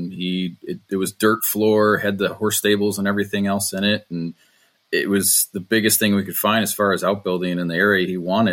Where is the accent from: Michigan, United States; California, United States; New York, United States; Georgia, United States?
Michigan, United States; Detroit; I'm from Motor City, so there's a lot of engineers who have built houses and built big garages to go along with them. So there's good inventory here